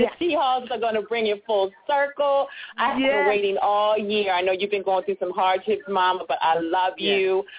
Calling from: Baltimore, Maryland, United States; I'm calling from Baltimore, Maryland.

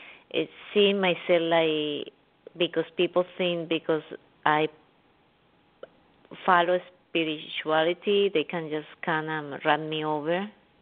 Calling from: New York, United States; … from New York.

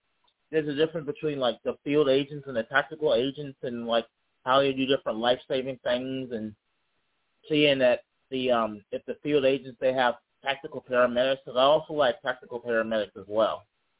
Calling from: Charlottesville, Virginia, United States; I'm calling from Charlottesville, Virginia.

